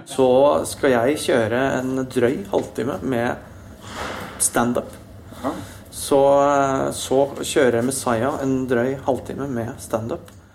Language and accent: Norwegian; Østfold, Norway; siden jeg kom fra Østfold. Ja. Vokst opp eh, nære grensa, kan litt svensk.